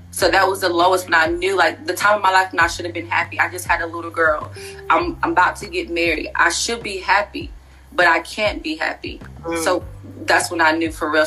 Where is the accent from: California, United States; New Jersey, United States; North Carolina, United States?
North Carolina, United States; Wilson; moved away as an adult; also born or lived in Fayetteville, North Carolina / Pembroke, North Carolina; now in Charlotte, United States; I am originally from Wilson, North Carolina